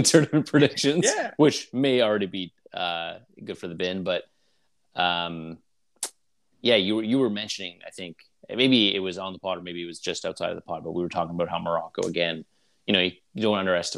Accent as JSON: {"language": "English", "country": "Canada", "said": "us being Canadian"}